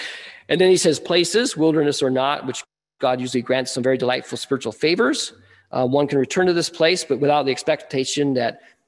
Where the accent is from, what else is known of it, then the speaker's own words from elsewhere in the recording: Wyoming, United States; now in Nebraska, United States; I come from Wyoming, I grew up in the beautiful mountains.